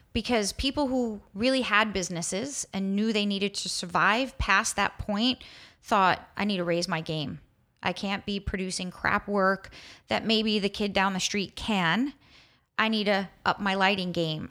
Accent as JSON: {"language": "English", "region": "New York", "country": "United States", "tie": "born or raised there", "said": "growing up in New York"}